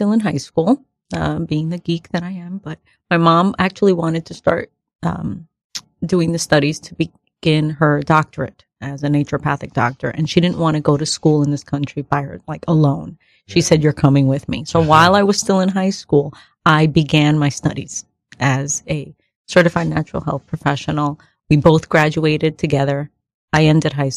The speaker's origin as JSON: {"language": "English", "town": "New York City", "region": "New York", "country": "United States", "tie": "born or raised there", "said": "born in the Bronx, first generation, born here of Dominican parents"}